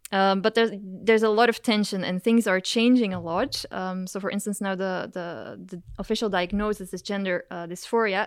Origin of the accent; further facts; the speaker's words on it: Belgium; now in Maastricht, Netherlands; I grew up in Belgium